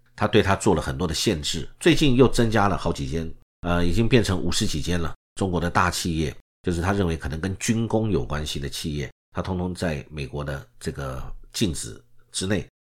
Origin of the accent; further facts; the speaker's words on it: Taiwan; 我们台湾这边的代表是我们的政务委员，就是邓正中